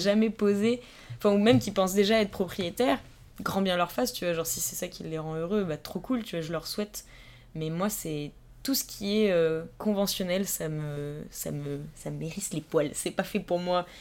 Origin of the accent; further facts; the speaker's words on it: Vallée de Chevreuse, Île-de-France, France; moved away as an adult; also born or lived in Paris; now in Strasbourg, France; comme je viens de la vallée de Chevreuse, donc qui est quand même un endroit qui est très calme et très petit, même si on n'est pas très loin de Paris, c'est vraiment la campagne